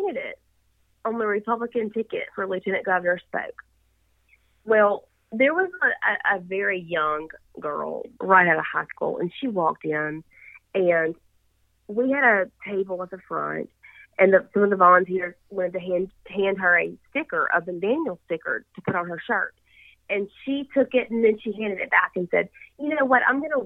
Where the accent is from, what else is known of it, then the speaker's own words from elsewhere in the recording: Yazoo City, Mississippi, United States; I grew up, born and raised in Yazoo City